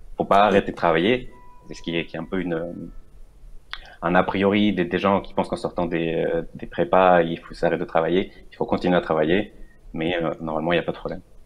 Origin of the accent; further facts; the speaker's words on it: Venezuela; moved away as an adult; now in France; à la base, je viens du Venezuela